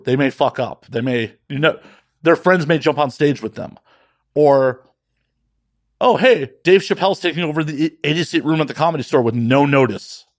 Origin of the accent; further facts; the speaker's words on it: Midwest, United States; also born or lived in Las Vegas; now in Los Angeles, United States; growing up in the Midwest